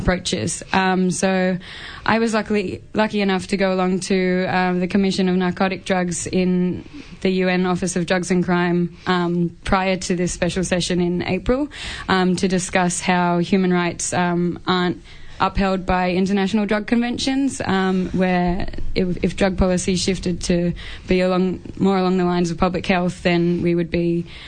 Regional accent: Sydney, New South Wales, Australia; moved away as an adult; now in Melbourne, Australia; I'm from Sydney originally, so I used to work in outreach and different services there

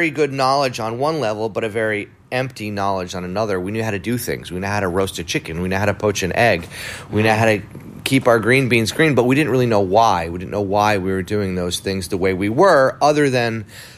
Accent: New York City, New York, United States; also born or lived in Providence, Rhode Island; I was born in Providence, Rhode Island. I grew up in New York City, but yeah, born in New England, and found my way to New York when I was about 7 years old

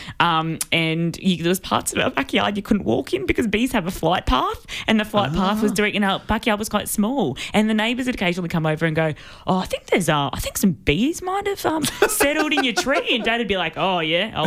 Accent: Melbourne, Victoria, Australia; I grew up in the city

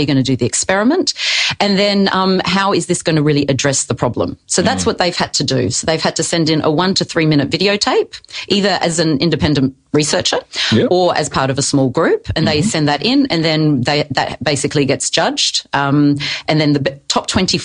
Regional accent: Adelaide, South Australia, Australia; I'm from Adelaide

